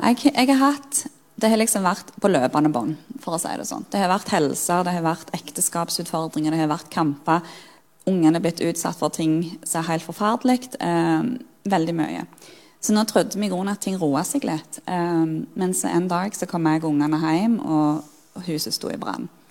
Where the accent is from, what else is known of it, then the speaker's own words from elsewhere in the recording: Sirevåg, Rogaland, Norway; moved away as an adult; Jeg er jo født og oppvokst i Sirevåg på Jæren